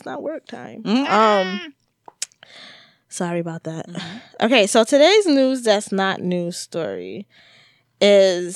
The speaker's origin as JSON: {"language": "English", "town": "New York City", "region": "New York", "country": "United States", "said": "me and Jay from the Bronx, and I'm particularly from the South Bronx"}